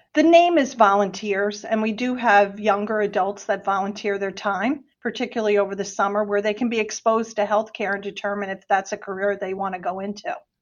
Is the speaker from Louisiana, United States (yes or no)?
no; New Jersey, United States; moved away as an adult; also born or lived in Delaware / Washington, D.C. / Pennsylvania; Jersey, I'm a Jersey girl. I'm originally from New Jersey